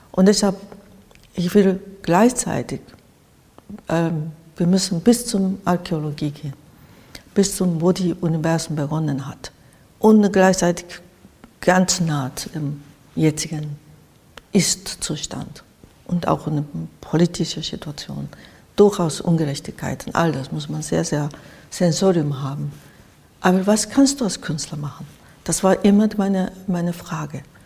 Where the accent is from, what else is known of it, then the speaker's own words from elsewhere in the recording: Japan; German is a second language; moved away as an adult; also born or lived in Spain / Switzerland / Cologne, Germany; now in Berlin, Germany; ich komme sowieso aus dem Land, wo diese Katastrophen ähm, alltäglich da waren